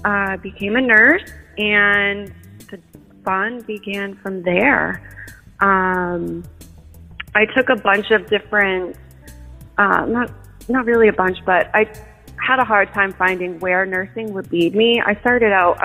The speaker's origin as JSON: {"language": "English", "town": "Portland", "region": "Maine", "country": "United States", "tie": "born or raised there", "said": "I was born in Portland, Maine. Grew up here most of my life."}